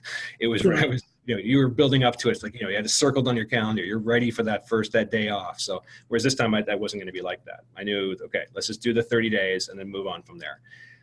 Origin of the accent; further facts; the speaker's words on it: Canada; me being a Canadian, transplanted Canadian, but a Canadian living in Canada